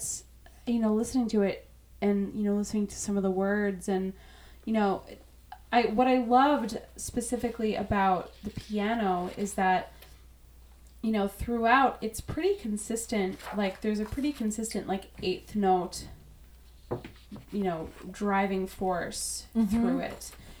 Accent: Chicago, Illinois, United States; I'm sure because winter is such a huge part of being a Chicagoan. Like, there's, there's, to me, in my mind, there's nothing more Chicagoan than winter.

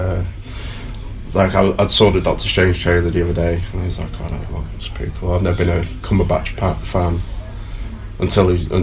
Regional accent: Preston, North West England, United Kingdom; also born or lived in Aldershot; originally I was born in Aldershot. I've lived in Preston since I was about three

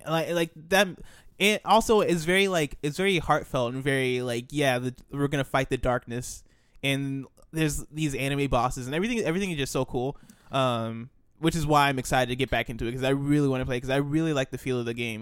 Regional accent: United States; we're American

